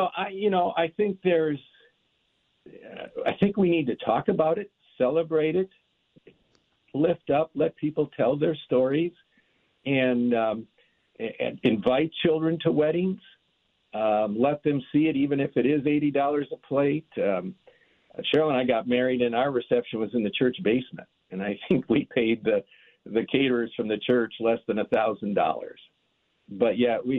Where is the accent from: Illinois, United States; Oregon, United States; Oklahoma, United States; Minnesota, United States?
Minnesota, United States; Minneapolis; growing up in the Minneapolis-St. Paul area